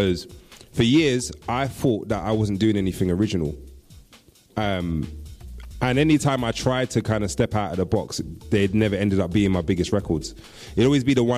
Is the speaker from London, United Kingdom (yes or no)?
yes; London, United Kingdom; I, being a Londoner, got exposed to bassline just like everybody else